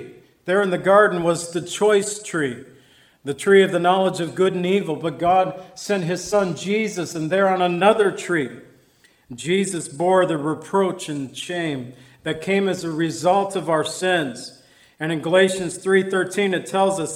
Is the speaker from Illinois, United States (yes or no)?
yes; Zion, Illinois, United States; my hometown Zion